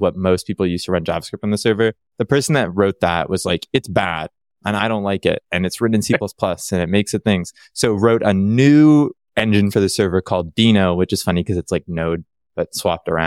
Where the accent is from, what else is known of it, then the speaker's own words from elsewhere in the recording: Toronto, Ontario, Canada; now in Vancouver, Canada; I grew up in Ontario, Toronto, the, the one city people know.